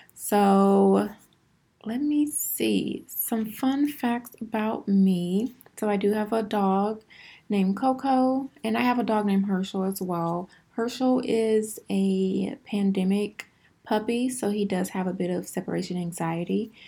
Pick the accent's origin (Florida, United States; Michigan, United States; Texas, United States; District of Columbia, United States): Texas, United States; Houston; I am originally from Houston, Texas. I am born and raised